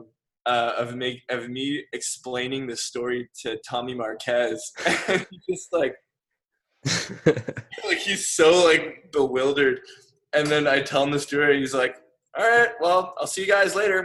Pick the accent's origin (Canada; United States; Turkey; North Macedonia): Canada; I'm from Canada